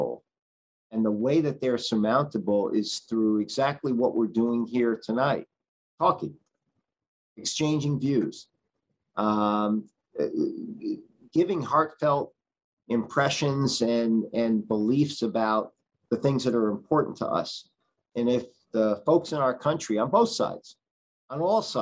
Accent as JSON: {"language": "English", "town": "New Haven", "region": "Connecticut", "country": "United States", "tie": "born or raised there", "said": "when I was growing up in New Haven"}